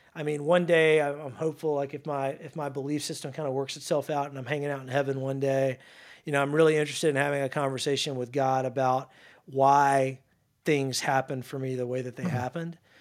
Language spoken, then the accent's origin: English; North Louisiana, United States; now in Dallas, United States; playing football in my hometown of Louisiana